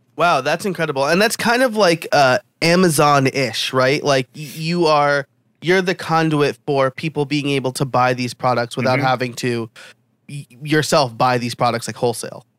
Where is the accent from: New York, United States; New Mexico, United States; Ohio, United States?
New York, United States; being a New Yorker myself.